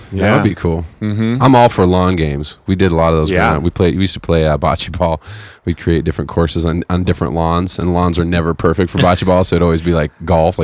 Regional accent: Fresno, California, United States; growing up in Fresno

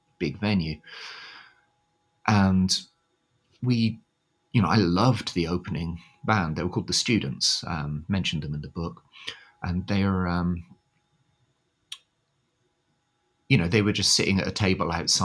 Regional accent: United Kingdom; moved away as an adult; now in Tokyo, Japan

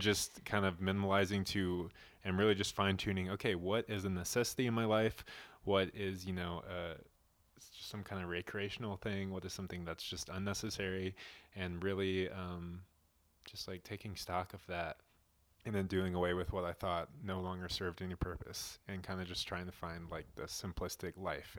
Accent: Nashville, Tennessee, United States; moved away as an adult; also born or lived in Colorado; we were born and raised in Nashville, Tennessee, both of us

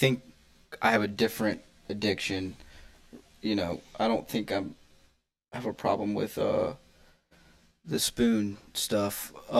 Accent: Ponchatoula, Louisiana, United States; also born or lived in Gulfport, Mississippi; I was born in a small village in Louisiana called same one Seth was born in, Ponchatoula. I was living in Gulfport, but I got deported back to Louisiana, my hometown. Now I'm just working over here.

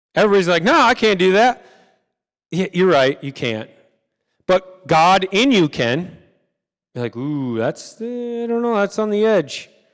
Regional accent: United States; we are American

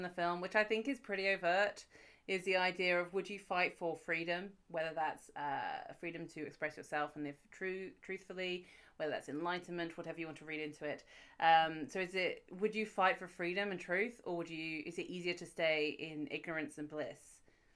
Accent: United Kingdom; I'm British

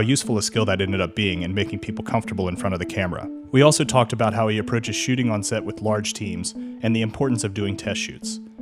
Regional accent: Charleston, South Carolina, United States; my hometown, Charleston, South Carolina

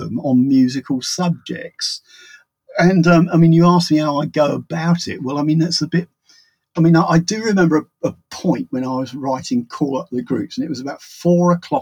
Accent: England, United Kingdom; I'm an English writer

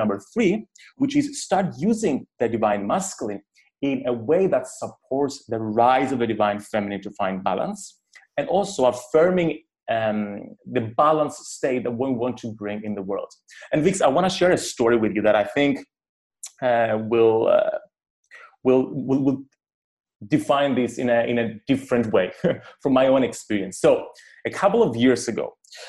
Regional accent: Cyprus; growing up in Cyprus

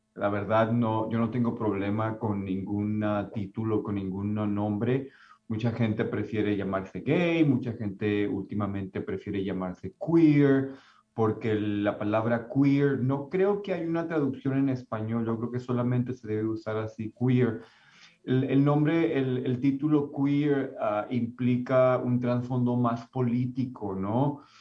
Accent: Mexico; now in Concord, United States; mi identidad como latino, como mi identidad como mexicano

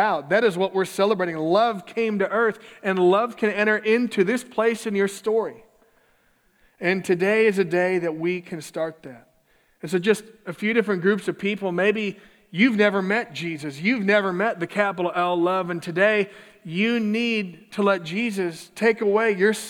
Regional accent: Minneapolis, Minnesota, United States; my hometown of Minneapolis

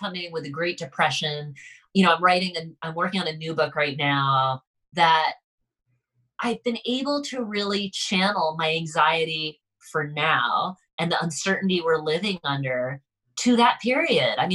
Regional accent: Concord, Massachusetts, United States; I grew up right outside of Concord, Massachusetts

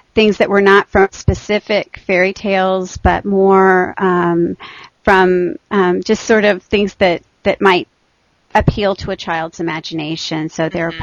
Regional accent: Texas, United States; moved away as an adult; also born or lived in Michigan; I grew up in Texas

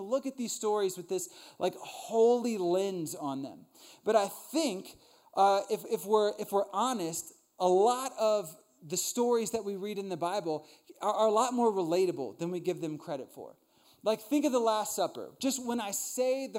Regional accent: Northern Virginia, United States; I grew up in Northern Virginia with a really big family

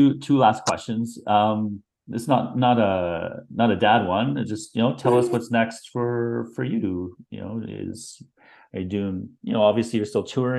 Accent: Canada; being Canadian

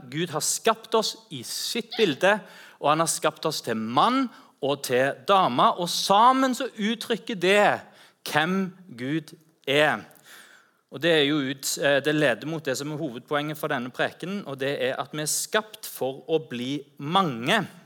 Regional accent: Rogaland, Norway; also born or lived in Ganddal; så ta meg hjem til Rogaland

